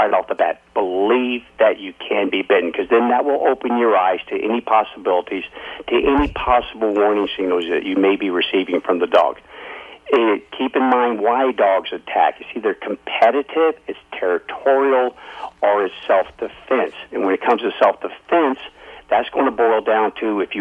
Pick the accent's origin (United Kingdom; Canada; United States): United States; Alaska; I've born and raised in Alaska